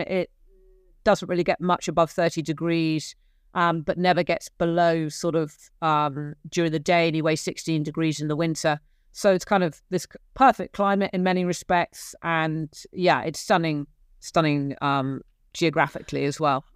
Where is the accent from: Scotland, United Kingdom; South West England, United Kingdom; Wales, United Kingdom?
South West England, United Kingdom; Gloucestershire; accent: English; moved away as an adult; also born or lived in Cork, Ireland; I grew up in Gloucestershire in, in England